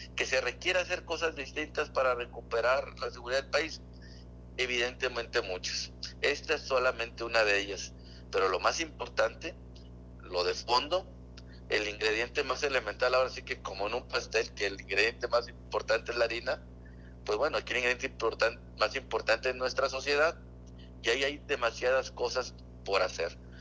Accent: Mexico; como mexicanos tenemos

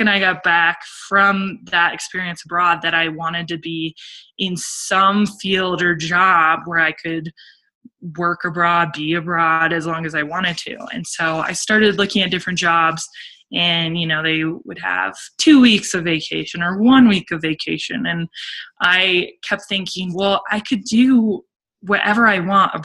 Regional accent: Summit County, Colorado, United States; also born or lived in Italy; I grew up in Summit, and I loved growing up in Summit County.

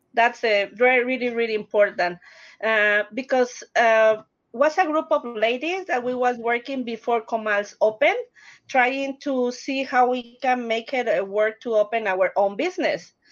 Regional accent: Mexico City, Mexico; English is a second language; moved away as an adult; now in Denver, United States; I am originally from Mexico City

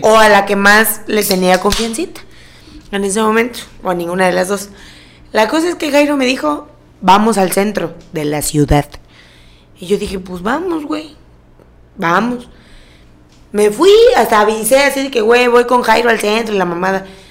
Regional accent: Jarocha, Veracruz, Mexico; soy jarocha

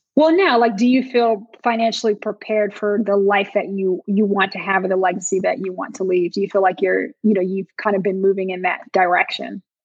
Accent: Montclair, New Jersey, United States; I grew up in Montclair, New Jersey, upper mm-hmm. northern New Jersey, and kind of that tri-state area

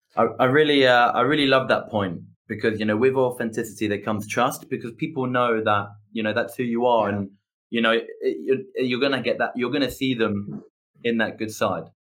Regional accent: England, United Kingdom; I'm English

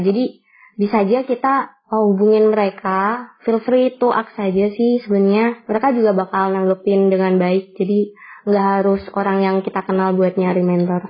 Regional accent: Kudus, Central Java, Indonesia; Asalku dari Kudus, kota Kretek yang terkenal akan rokoknya.

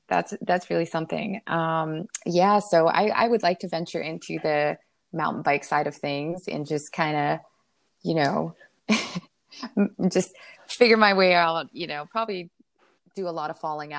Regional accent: Pennsylvania, United States; also born or lived in New York / District of Columbia; now in Florida, United States; I grew up north in Pennsylvania and New York and DC areas. And when I moved down here, I really realized the critters here are fairly large.

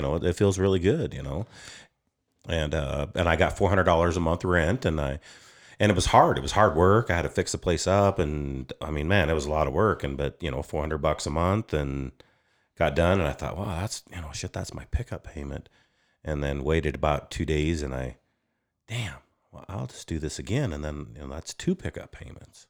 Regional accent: Upton, Wyoming, United States; also born or lived in Sundance, Wyoming / Moorcroft, Wyoming; I grew up in Upton, Wyoming. I was born at Sundance, graduated high school in Moorcroft.

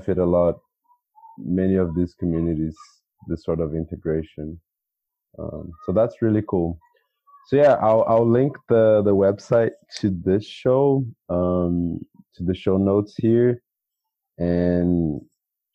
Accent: Brazil; I am from Brazil.

